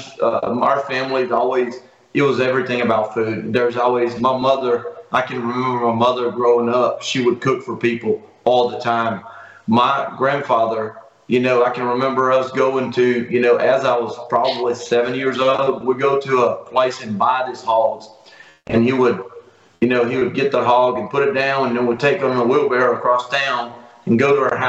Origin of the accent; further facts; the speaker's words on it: Brazil; moved away as an adult; also born or lived in Italy (ancestry); now in United States; I'm a Brazilian-born kid. You know, I was born in Brazil